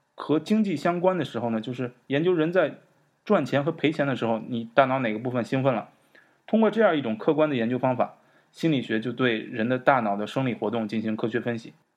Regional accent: China; 我们在中国活上二三十年

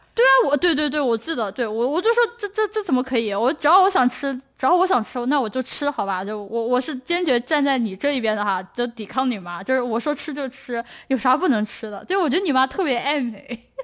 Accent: Chongqing, China; now in United States; 我是重庆人

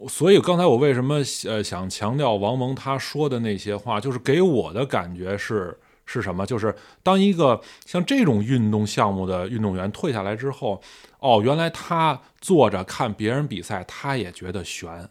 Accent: China; 我作为中国人

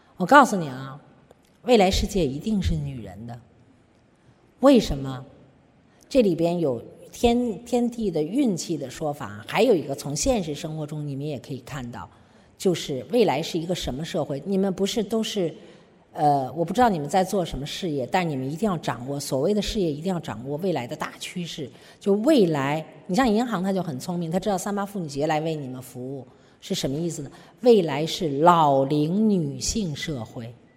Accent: China

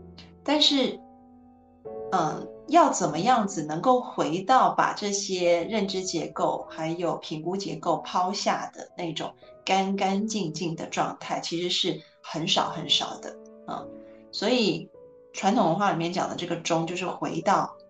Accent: China; 那呃，当然就是 我们中国人也会，就比如说儒家里面说的哈，天就天行健，君子是自强不息的。

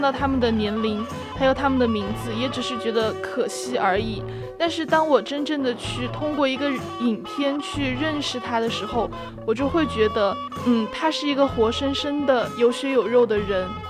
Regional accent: China; 我们中国人民是很，是，其实是很团结的

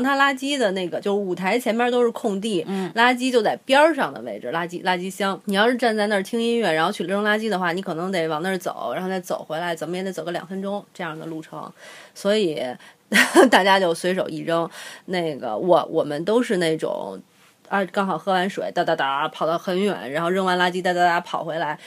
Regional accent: China; 我们中国人

